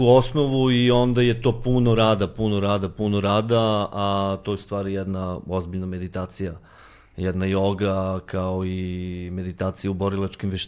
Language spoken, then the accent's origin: Croatian; Serbia; s obzirom da smo mi e, pioniri e, svega toga ovde kod nas u Srbiji